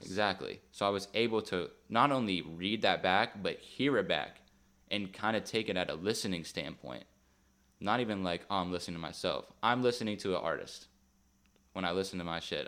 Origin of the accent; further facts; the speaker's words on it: Beaver Falls, Pennsylvania, United States; I'm from Beaver Falls, Pittsburgh area.